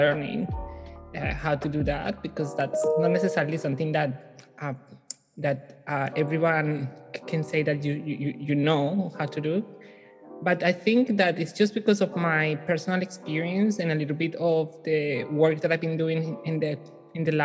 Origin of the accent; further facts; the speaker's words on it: Colombia; English is a second language; moved away as an adult; now in New Zealand; as I was growing up in Colombia